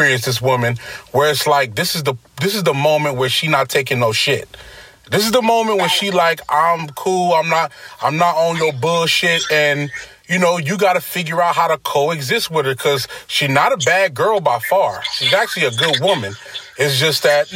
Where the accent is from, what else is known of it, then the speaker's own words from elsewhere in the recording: New York City, New York, United States; I'm from Brooklyn